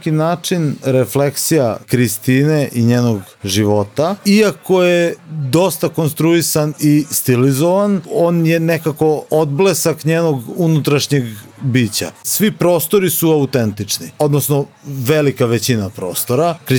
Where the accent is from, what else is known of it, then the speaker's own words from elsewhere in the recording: Novi Sad, Vojvodina, Serbia; mi smo nekako iz Novog Sada, nismo iz tog nekako centra dešavanja gdje se sve dešava u, u, u Srbiji u Beogradu.